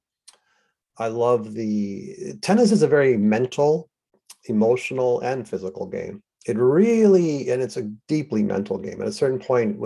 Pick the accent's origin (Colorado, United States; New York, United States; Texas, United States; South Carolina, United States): New York, United States; New York City; I grew up in New York City, which was a true melting pot